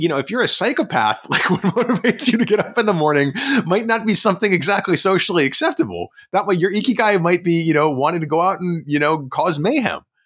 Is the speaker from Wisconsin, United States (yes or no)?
no; DC suburbs, Maryland, United States; I grew up in Maryland in the D C suburbs